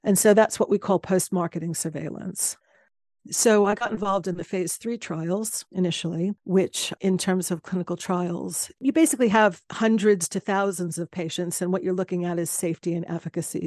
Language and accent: English; United States; moved away as an adult; now in London, United Kingdom; being a American immigrant